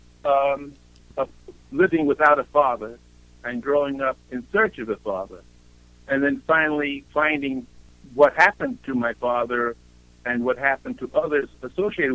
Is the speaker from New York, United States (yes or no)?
yes; New York City, New York, United States; moved away; also born or lived in Europe; to get out of the Bronx